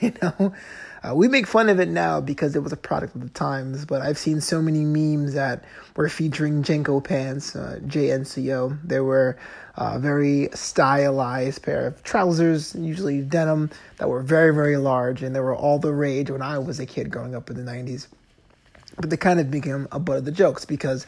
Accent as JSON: {"language": "English", "region": "East Coast", "country": "United States", "tie": "born or raised there", "moved": "yes", "lives_now": "Los Angeles, United States", "said": "I grew up on the East Coast"}